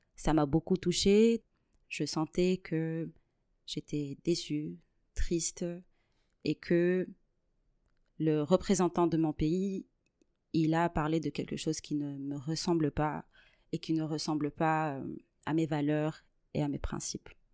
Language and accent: French; Tunisia; moved away as an adult; now in Toulouse, France; je suis née et j'ai grandi en Tunisie. Aujourd'hui, je suis toulousaine euh, par adoption.